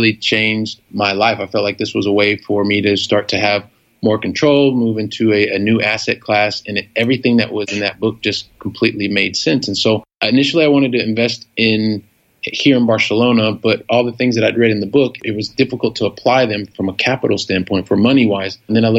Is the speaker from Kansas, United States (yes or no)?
no; Columbus, Ohio, United States; I'm a guy from Columbus, Ohio. I moved around the U.S. most of my younger life. I went to college in the southwest of Ohio.